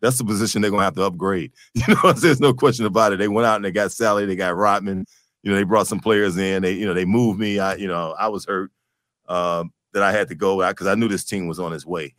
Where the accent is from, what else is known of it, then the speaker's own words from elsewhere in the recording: Detroit, Michigan, United States; as a kid growing up, you know, on the east side of Detroit